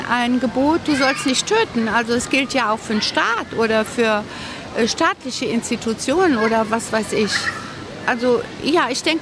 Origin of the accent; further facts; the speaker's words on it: Indonesia; Also äh, bei uns in Indonesien gibt es auch noch eine Todesstrafe, aber ich bin äh, immer dagegen